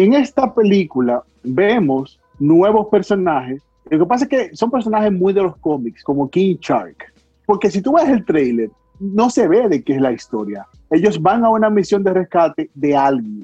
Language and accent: Spanish; Dominican Republic; todos los dominicanos vamos a dar nuestra llora ahí